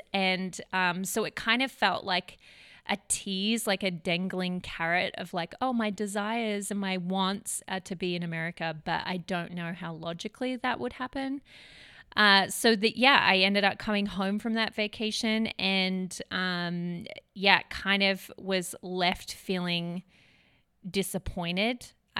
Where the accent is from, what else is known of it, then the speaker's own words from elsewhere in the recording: Melbourne, Victoria, Australia; now in Redding, United States; I'm from Melbourne, Australia. My brothers would probably give me crap that my accent has changed. I've been here 7 years, in the States 7 years. So yeah, I'm originally from Melbourne.